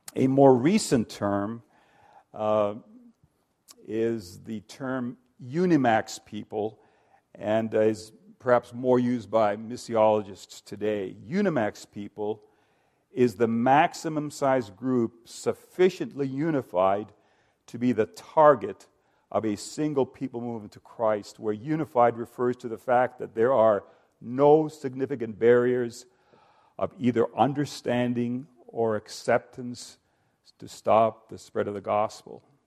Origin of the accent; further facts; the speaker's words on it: Finland; I'm ethnically Finnish. I come from Finland